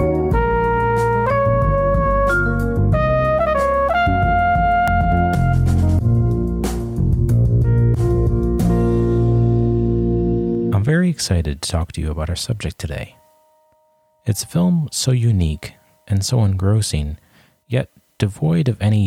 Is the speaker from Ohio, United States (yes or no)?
no; upstate New York, United States; my hometown in upstate New York